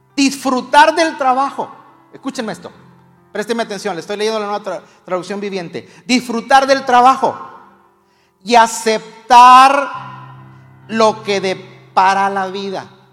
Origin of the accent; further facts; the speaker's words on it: Mexico; Como buen mexicano